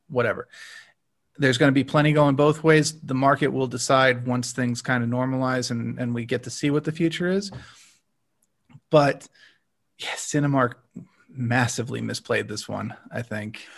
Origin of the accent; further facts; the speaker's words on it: United States; as an American